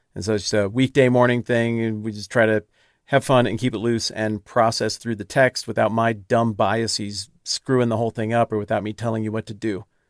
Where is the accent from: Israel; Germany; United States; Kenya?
United States; the West; I'm from the West, where I like to do mountainy things